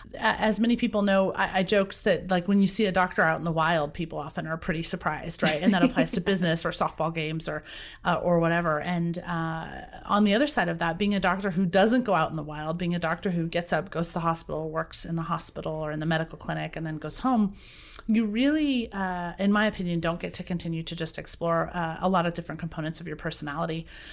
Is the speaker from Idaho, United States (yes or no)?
yes; Boise, Idaho, United States; I was raised in Boise, Idaho.